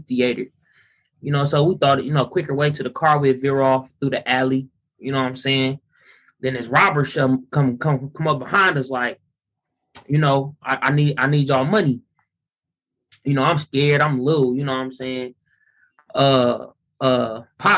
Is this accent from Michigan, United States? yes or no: no; Milwaukee, Wisconsin, United States; I was born and raised here in Milwaukee